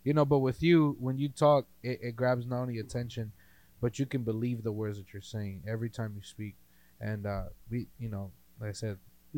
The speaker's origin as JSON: {"language": "English", "region": "East Coast", "country": "United States", "moved": "yes", "lives_now": "Fresno, United States", "said": "I'm from the East Coast, guys."}